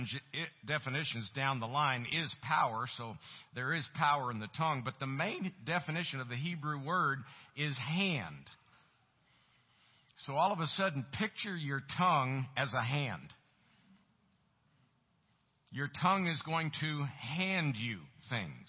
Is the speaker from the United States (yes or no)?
yes; Tampa, Florida, United States; moved away as an adult; also born or lived in Colorado; now in Tulsa, United States; I was born and raised in Tampa, Florida. And lived there for 27 years.